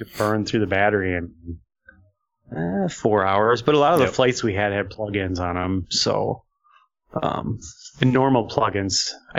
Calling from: Australia; I'm calling from Australia.

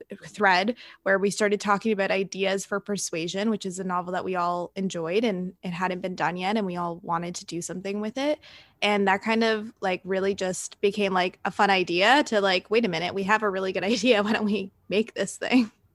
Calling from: Toronto, Ontario, Canada; I'm calling from Toronto, Canada

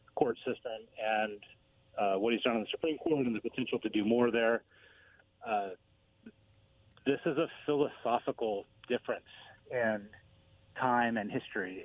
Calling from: Pasco, Washington, United States; calling from Pasco.

